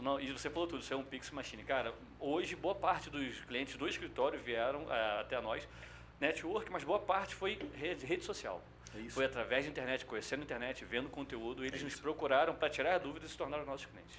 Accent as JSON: {"language": "Portuguese", "town": "São Gonçalo", "region": "Rio de Janeiro", "country": "Brazil", "tie": "born or raised there", "also_born_or_lived": "Niterói", "said": "eu sou criado, fui criado em São Gonçalo, nasci no Niterói, mas criado em São Gonçalo."}